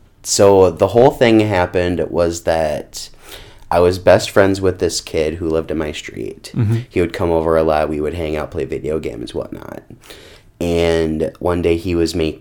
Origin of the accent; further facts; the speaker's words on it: Rockford, Minnesota, United States; also born or lived in Buffalo, Minnesota; I grew up in Rockford, went to school in Rockford for quite a long time.